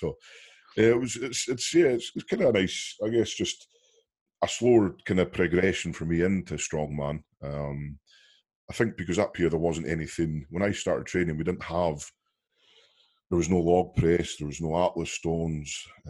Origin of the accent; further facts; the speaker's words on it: Wales, United Kingdom; Being a British guy as well from Wales